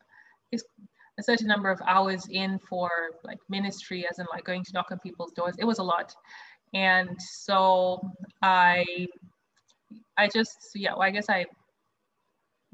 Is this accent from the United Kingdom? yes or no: no; Zimbabwe; moved away as an adult; also born or lived in South Africa; now in New York, United States; I grew up in Zimbabwe, which is where I'm originally from.